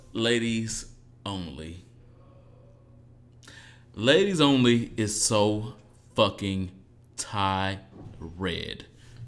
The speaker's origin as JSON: {"language": "English", "town": "Detroit", "region": "Michigan", "country": "United States", "also_born_or_lived": "Dallas / Dominican Republic", "said": "And I'm from Detroit, by the way of Dallas, by the way of Dominican Republic."}